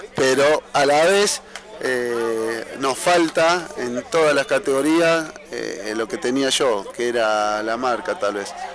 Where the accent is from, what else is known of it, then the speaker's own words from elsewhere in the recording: Santa Fe, Argentina; moved away; also born or lived in Banfield; De Santa Fe